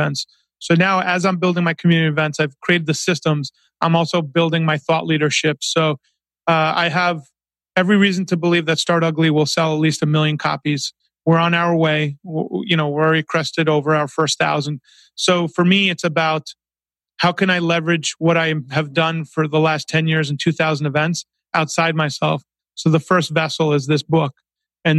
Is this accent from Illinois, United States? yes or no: no; Long Island, New York, United States; When I was a young kid growing up in Long Island, New York